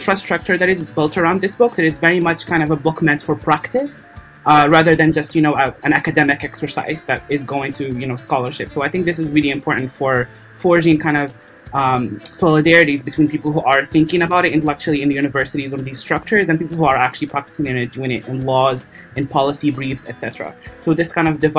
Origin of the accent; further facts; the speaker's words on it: Morocco; moved away as an adult; now in Qatar; I'm from Morocco